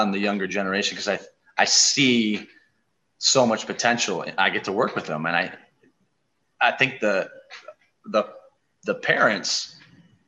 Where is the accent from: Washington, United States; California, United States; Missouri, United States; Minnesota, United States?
Minnesota, United States; La Crescent; also born or lived in Twin Cities, Minnesota; I just moved back here 2 years ago. This is my hometown.